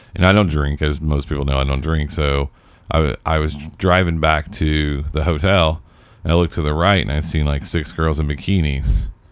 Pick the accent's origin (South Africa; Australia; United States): United States; Indianapolis, Indiana; also born or lived in Chicago; I'm from Indianapolis